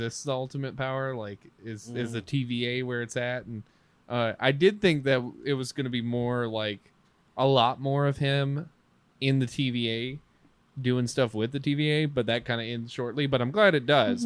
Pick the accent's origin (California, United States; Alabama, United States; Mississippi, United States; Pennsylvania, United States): Mississippi, United States; we're from Mississippi, so we're the better southern hick state